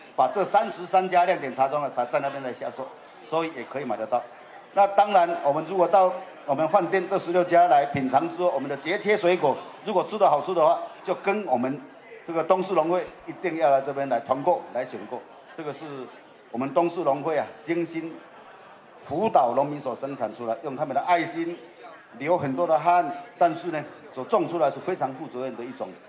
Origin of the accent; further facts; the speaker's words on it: Taiwan; 我们台湾人的骄傲